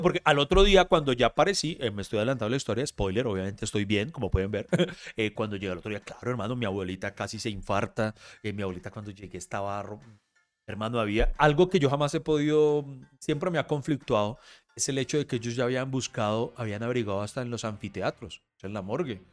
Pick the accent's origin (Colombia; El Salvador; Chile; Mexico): Colombia; Bogotá; crecí en La Estrada, eh, en Bogotá